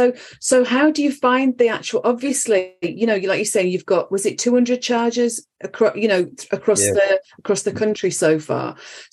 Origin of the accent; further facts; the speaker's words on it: Halifax, Yorkshire and the Humber, United Kingdom; now in Reading, United Kingdom; I'm from Halifax originally.